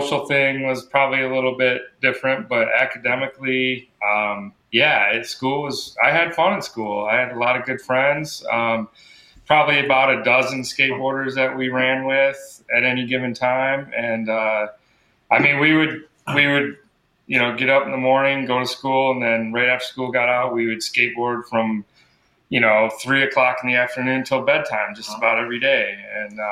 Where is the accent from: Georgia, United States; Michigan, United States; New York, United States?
Michigan, United States; Traverse City; I grew up in Traverse City